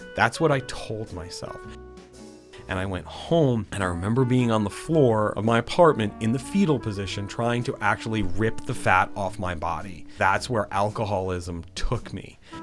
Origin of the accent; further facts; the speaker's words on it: West Haven, Connecticut, United States; I grew up in a city called West Haven in Connecticut